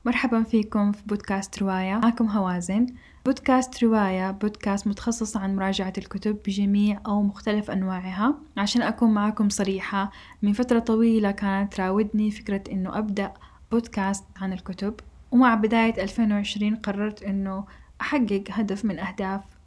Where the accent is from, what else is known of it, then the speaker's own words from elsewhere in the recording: Saudi Arabia; إحنا كمجتمع سعودي